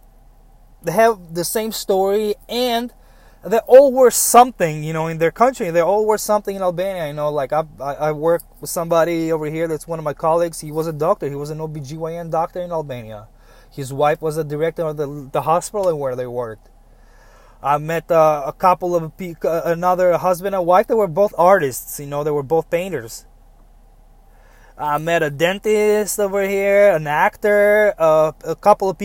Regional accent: United States; As an American

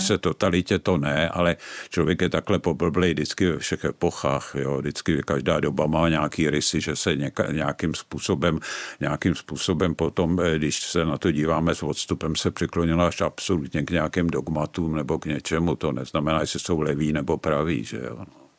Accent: Prague, Czechia; vyrůstal jsem v Praze, vyrůstal jsem na Žižkově

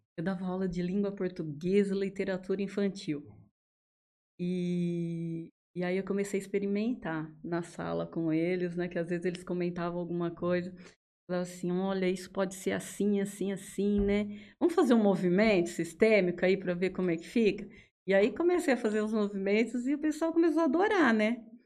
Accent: Araraquara, São Paulo, Brazil; moved away as an adult; also born or lived in Mato Grosso / Mato Grosso do Sul; now in Jales, Brazil; Eu sou da cidade de Araraquara, sou nascida lá. E acabei morando em vários lugares

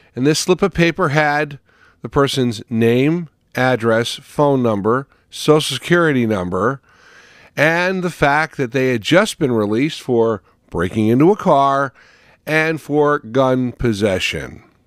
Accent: West Caldwell, New Jersey, United States; moved away; also born or lived in Ohio; as a child, I would attend fireworks in my hometown, Caldwell, West Caldwell

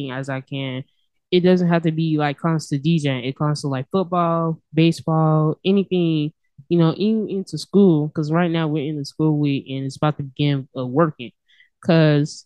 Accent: Montgomery, Alabama, United States; I was born and raised in Montgomery

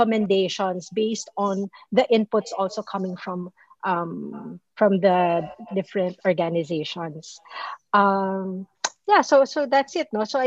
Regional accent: Philippines; being a Filipino

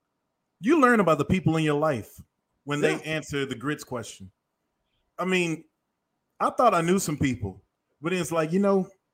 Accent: Macon, Georgia, United States; Now, I come from Macon, Georgia, Bibb County, deep south. Mama had a soul food restaurant. Grandmother raised hogs

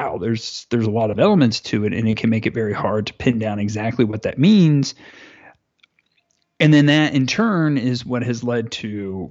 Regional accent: United States; as an American.

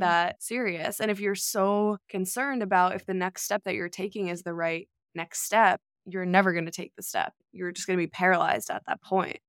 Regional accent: New York, United States; I grew up in New York, I've been in the city for the last three years

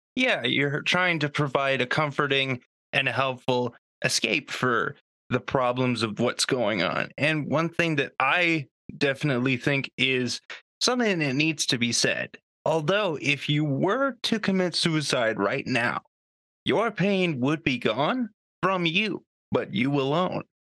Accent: Canada; I'm Canadian

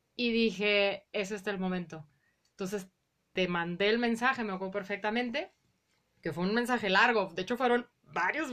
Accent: Guadalajara, Jalisco, Mexico; also born or lived in Colima; yo Nací en Colima, pero se mudaron mis papás súper rápido. Yo tenía seis meses, yo prácticamente crecí toda mi vida en la colonia Morelos

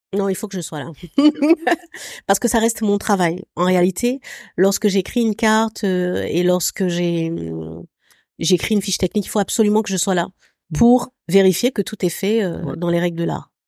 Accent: Abidjan, Côte d’Ivoire; also born or lived in France; J'ai grandi à Abidjan. Mon cu, cursus scolaire classique, il s'est fait à, à Abidjan

